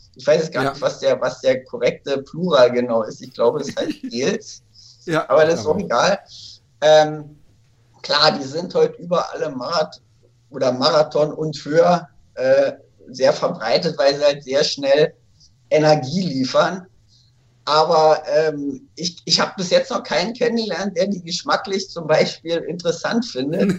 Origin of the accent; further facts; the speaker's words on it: Berlin, Germany; in Berlin, wo ich aufgewachsen bin